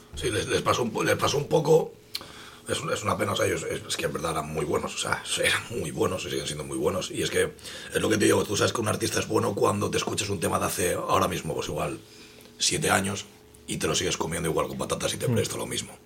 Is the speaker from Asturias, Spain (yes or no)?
yes; Gijón, Asturias, Spain; en mi barrio, en lo que me tocó a mí, que es la calzada, portuario, zona oeste de Gijón